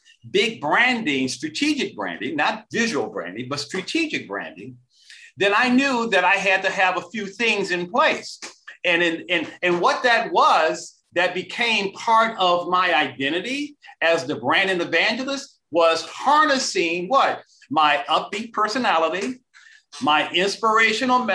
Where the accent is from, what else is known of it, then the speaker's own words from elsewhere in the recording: Detroit, Michigan, United States; I'm originally from Detroit, Michigan. Back in the days of Motown.